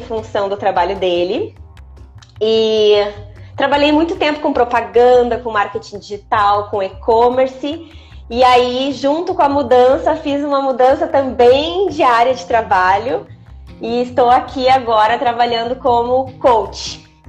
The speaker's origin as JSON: {"language": "Portuguese", "area": "Gaúcha", "region": "Rio Grande do Sul", "country": "Brazil", "moved": "as an adult", "lives_now": "Mogi, Brazil", "said": "eu sou gaúcha, tô expatriada aqui em Mogi"}